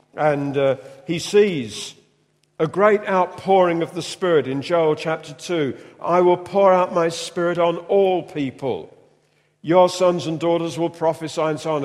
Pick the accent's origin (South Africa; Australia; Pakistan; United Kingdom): United Kingdom; we're British